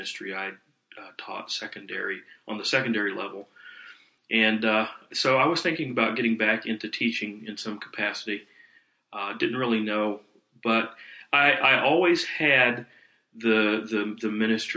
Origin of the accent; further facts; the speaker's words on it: South Carolina, United States; I was born in North Carolina, and I was reared in South Carolina.